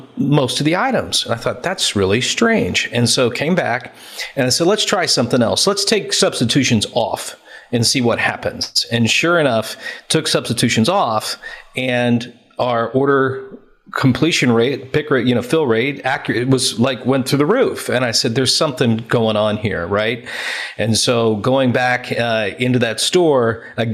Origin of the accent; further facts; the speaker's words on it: United States; moved away as an adult; now in United Kingdom; being an American in the UK